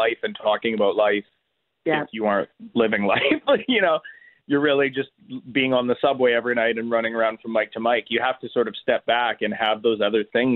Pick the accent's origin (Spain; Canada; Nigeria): Canada